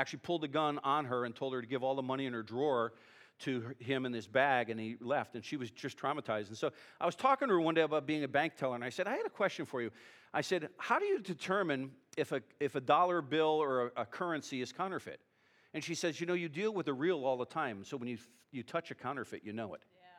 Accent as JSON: {"language": "English", "region": "California", "country": "United States", "said": "It's not because I'm from California."}